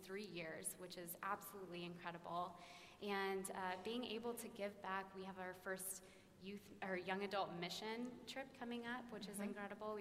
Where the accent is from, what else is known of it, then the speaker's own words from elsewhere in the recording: Dallas, Texas, United States; I grew up in Preston Hollow Presbyterian Church